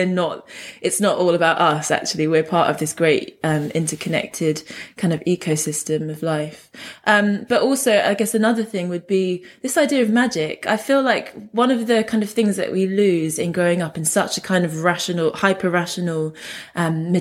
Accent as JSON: {"language": "English", "region": "London", "country": "United Kingdom", "tie": "born or raised there", "said": "I grew up in London in a place called Hounslow, which is sort of like right near Heathrow Airport"}